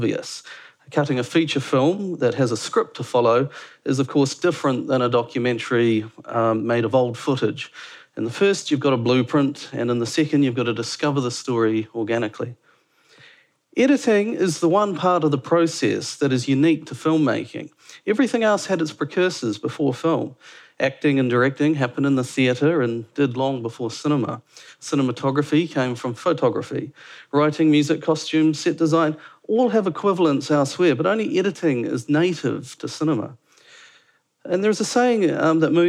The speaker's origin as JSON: {"language": "English", "town": "Dunedin", "region": "Otago", "country": "New Zealand", "also_born_or_lived": "Auckland / London", "moved": "as an adult", "lives_now": "Wellington, New Zealand", "said": "Originally, I was from Dunedin"}